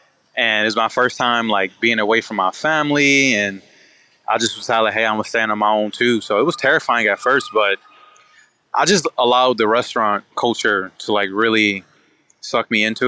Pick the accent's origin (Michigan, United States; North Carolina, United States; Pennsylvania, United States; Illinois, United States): Michigan, United States; Detroit; Yeah, they were rough, man. They were, you know, like, you know, I'm from Detroit.